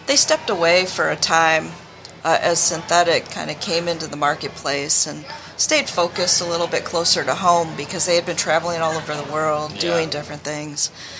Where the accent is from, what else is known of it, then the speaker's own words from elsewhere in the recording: Wisconsin, United States; moved away as an adult; also born or lived in Michigan; I grew up in Wisconsin